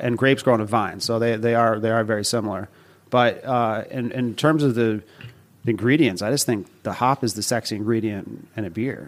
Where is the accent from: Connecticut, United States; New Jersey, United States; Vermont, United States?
Vermont, United States; also born or lived in Boston; now in New York, United States; I'm originally from Vermont